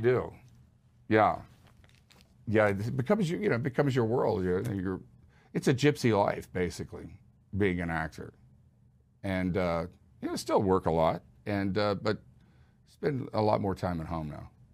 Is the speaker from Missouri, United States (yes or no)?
no; Houston, Texas, United States; I grew up in Houston